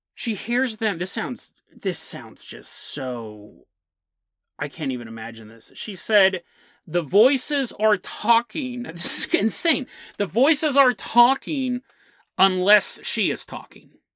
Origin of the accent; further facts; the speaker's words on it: San Lorenzo, California, United States; when I grew up in San Lorenzo, one of the places I grew up